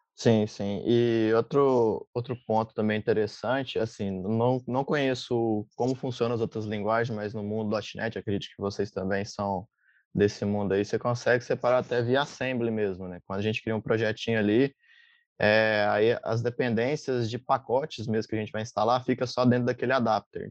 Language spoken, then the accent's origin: Portuguese; Minas Gerais, Brazil; now in Florianópolis, Brazil; sou de Minas, mas atualmente moro em Floripa, Santa Catarina